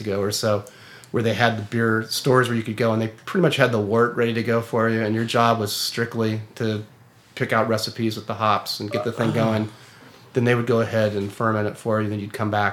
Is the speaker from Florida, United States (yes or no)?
no; Sonoma County, California, United States; I'm from Sonoma County